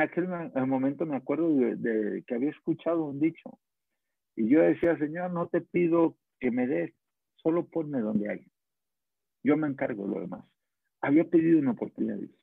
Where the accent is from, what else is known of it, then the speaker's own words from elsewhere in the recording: Guadalajara, Jalisco, Mexico; Yo soy de Guadalajara, soy carpintero